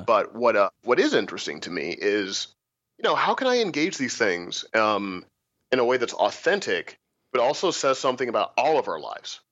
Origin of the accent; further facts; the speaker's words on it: Missouri, United States; I was a scholarship kid to a pretty uh, rich kid high school growing up in Missouri